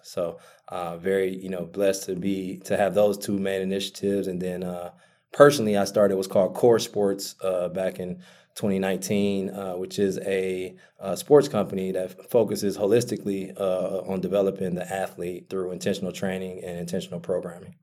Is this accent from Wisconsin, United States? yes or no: yes; Milwaukee, Wisconsin, United States; born and raised in Milwaukee, Wisconsin